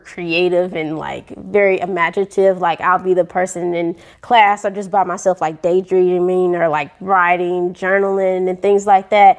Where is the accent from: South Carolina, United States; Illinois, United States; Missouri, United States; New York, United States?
Missouri, United States; St. Louis; I grew up in St. Louis, Missouri, born and raised.